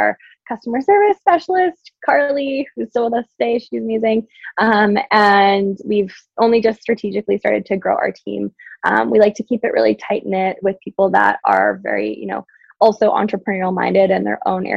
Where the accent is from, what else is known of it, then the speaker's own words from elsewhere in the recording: Yukon, Canada; I only had one channel growing up in the Yukon